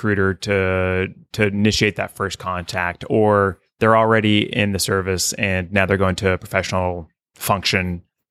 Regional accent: Oklahoma, United States; I'm from a small town in Oklahoma

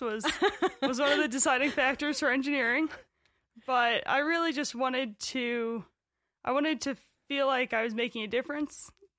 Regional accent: Poughkeepsie, New York, United States; moved away as an adult; also born or lived in South Dakota; now in Montana, United States; I'm from Poughkeepsie, New York, originally.

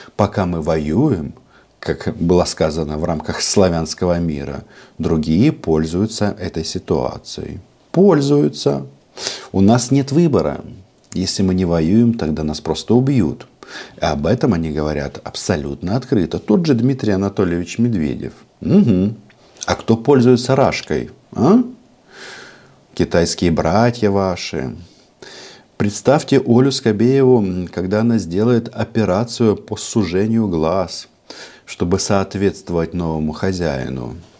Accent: Ukraine; у нас воюет вся страна, от Закарпатья до Крыма

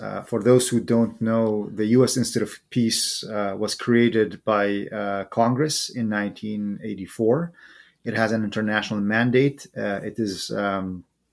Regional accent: Sulaymaniyah, Kurdistan Region, Iraq; moved away as an adult; now in United States; I am originally from Suleymaniye, or Slemani, as the locals would say it in Kurdish. And it is there where I was raised, and I was born, raised, and spent most of my life before I came to the United States.

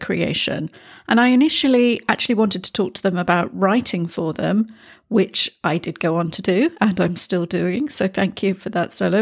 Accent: United Kingdom; now in Spain; I am a Brit living in Spain

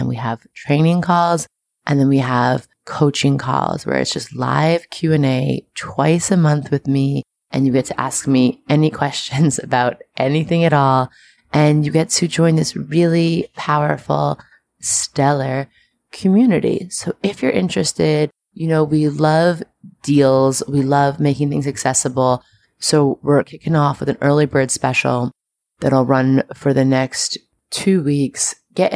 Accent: New York City, New York, United States; I'm very proud of my hometown right now.

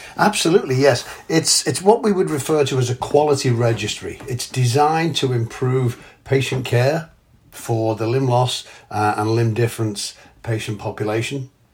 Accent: England, United Kingdom; moved away; I'm English

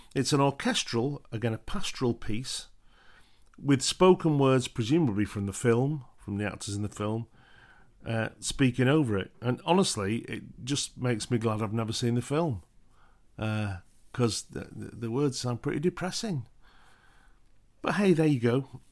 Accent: United Kingdom; being British

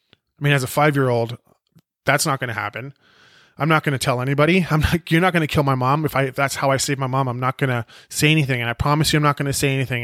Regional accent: Penticton, British Columbia, Canada; born or raised there; also born or lived in South Africa

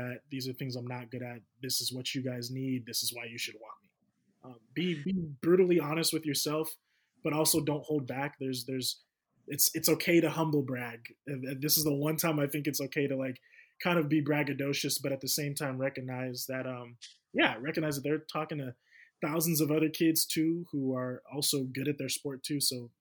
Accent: Sacramento, California, United States; I'm from the Sacramento area

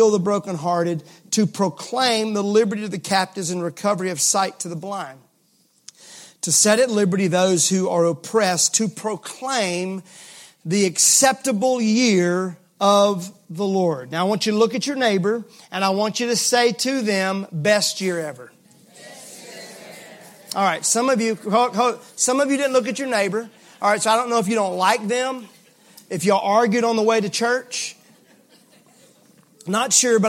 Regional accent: Mississippi, United States; I'm from Mississippi

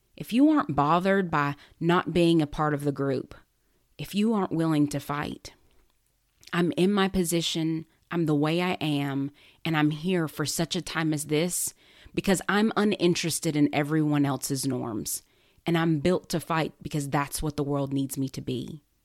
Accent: United States; especially as an American

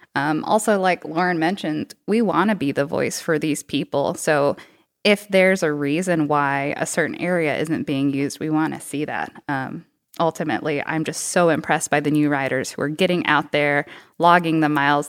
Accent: Texas, United States; also born or lived in Boston, Massachusetts / Madison, Wisconsin; now in Bentonville, United States; I'm originally from Texas

